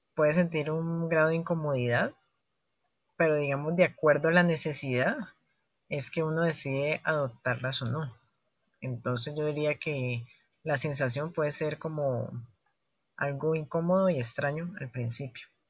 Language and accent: Spanish; Cali, Valle del Cauca, Colombia; me identifico como caleño y como parte de las culturas, de la cultura y la costumbre propia de esta región de Colombia